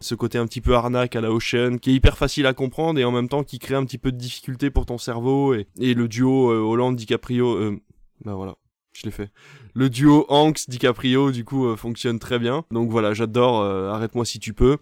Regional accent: Belgium; je viens de Belgique, donc Tintin c'est euh, voilà, c'est c'est presque t'en bouffe au petit déjeuner dès les premières années

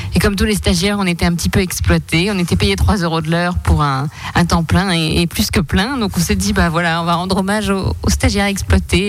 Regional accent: Gironde, Nouvelle-Aquitaine, France; moved away; also born or lived in Alsace; Moi je viens de Gironde

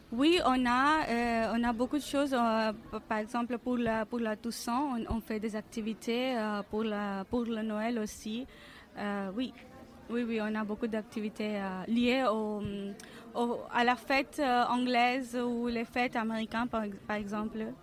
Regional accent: India; French is a second language; moved away as an adult; now in France; je viens de l'Inde et je ne parle pas l'anglais avec un accent anglais

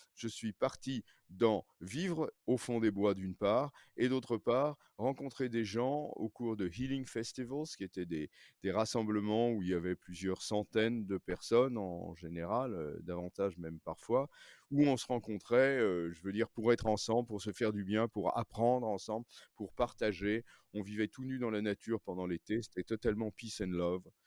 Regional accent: Paris, Île-de-France, France; je suis né à Paris, j'ai grandi à Paris

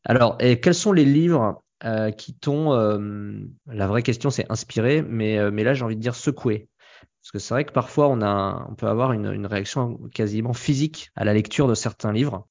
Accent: France; en tant que Français

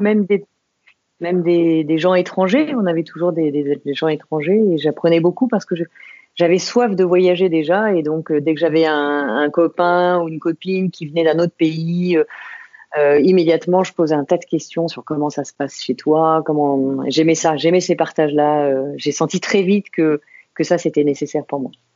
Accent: Saint-Maurice, Île-de-France, France; Je suis née à Saint-Maurice, euh, tout à côté de, Paris. Euh, et j'ai vécu en banlieue parisienne euh, pendant, pendant des années autour de Paris

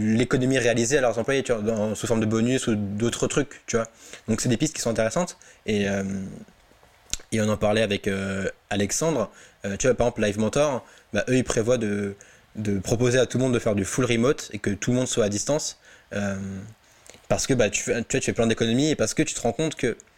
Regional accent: Alsace, Grand Est, France; now in Drancy, France; je suis chez moi, en Alsace, posé chez mes parents

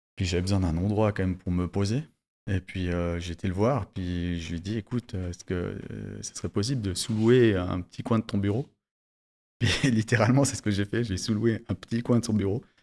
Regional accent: Valais, Switzerland; en tant que bon valaisan

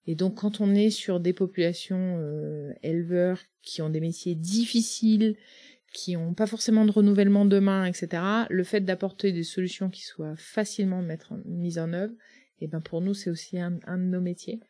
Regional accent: Le Mené, Brittany, France; moved away as an adult; also born or lived in Russia / Romania / Erquy; now in Plurien, France; le Menet, c'est au, au, cœur des Côtes d'Armor

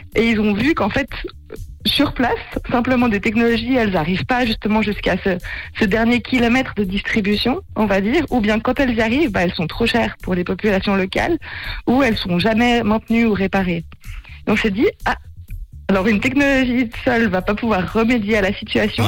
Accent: Geneva, Switzerland; moved away as an adult; also born or lived in Lausanne; now in Zurich, Switzerland; je suis genevoise d'origine et je m'étais vite expatriée

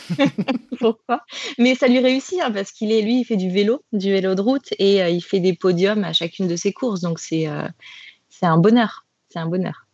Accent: Grenoble, Auvergne-Rhône-Alpes, France; moved away as an adult; now in Paris, France; je suis originaire de Grenoble, voilà, d'un petit village en montagne, et je suis maintenant sur Paris depuis bientôt 5 ans

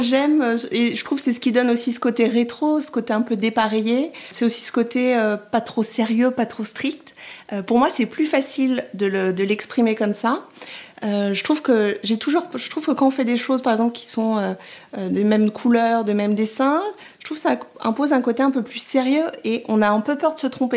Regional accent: France; also born or lived in Rome, Italy; Je suis française et j'ai eu la chance d'aller vivre en Italie pendant deux ans et demi

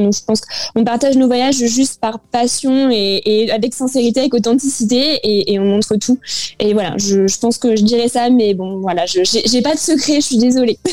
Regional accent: France; la France, c'est quand même un pays qu'on aime. Euh, bah, c'est notre pays

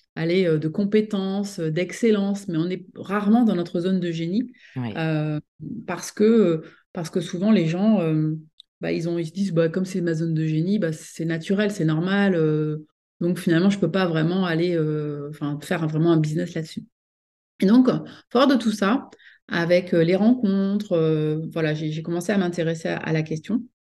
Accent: France; moved away as an adult; also born or lived in United States; je suis donc franco-américaine, donc je suis née en France, mais j'ai longtemps vécu aux États-Unis

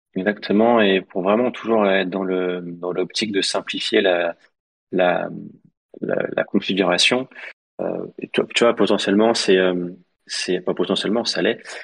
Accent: Lyon, Auvergne-Rhône-Alpes, France; 69 parce qu'on est lyonnais

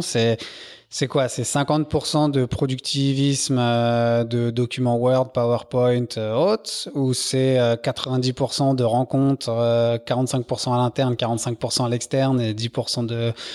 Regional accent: Paris, Île-de-France, France; je suis parisien

